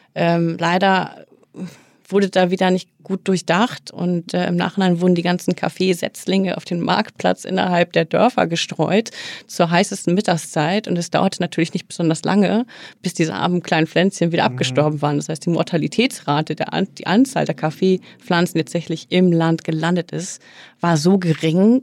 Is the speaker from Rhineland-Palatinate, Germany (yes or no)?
no; Oldenburg, Lower Saxony, Germany; now in Hamburg, Germany; ich bin tatsächlich im beschaulichen Oldenburg groß geworden.